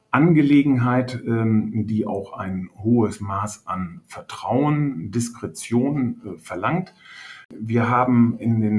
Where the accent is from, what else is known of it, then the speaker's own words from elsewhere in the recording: Hörstel, North Rhine-Westphalia, Germany; born there; now in Rheine, Germany; Ich bin äh, 53 Jahre alt, komme gebürtig aus Hörstel, wohne jetzt hier in Rheine, im wunderschönen Rheine